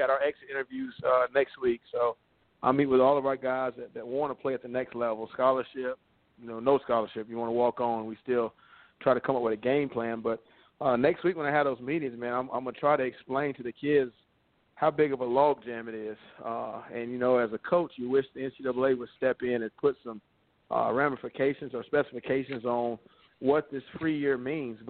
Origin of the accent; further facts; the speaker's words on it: Sumter, South Carolina, United States; also born or lived in Columbia, South Carolina; I got my first head coaching job in my hometown. I played at Sumter High School